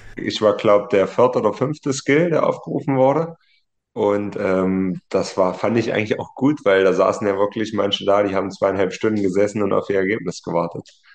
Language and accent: German; Martinfeld, Thuringia, Germany; Und dann sind wir quasi von meinem Nachbarort dann mit dem Autokorso rüber in meinen Heimatort